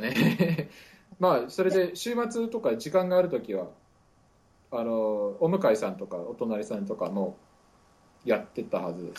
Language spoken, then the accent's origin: Japanese; Muroran, Hokkaido, Japan; now in Syracuse, United States; 北海道の、えっ、ー、と、一応室蘭市育ちです。